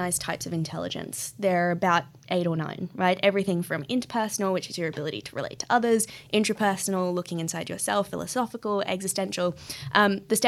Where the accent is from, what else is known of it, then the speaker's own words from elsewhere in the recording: Australia; moved away; also born or lived in Bali, Indonesia; where I grew up in Australia is a really beautiful part of the world.